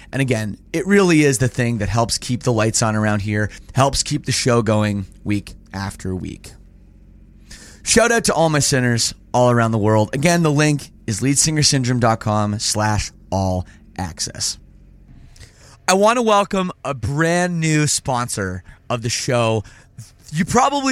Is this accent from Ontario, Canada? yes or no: yes; Toronto, Ontario, Canada; as a Canadian, born and raised in Toronto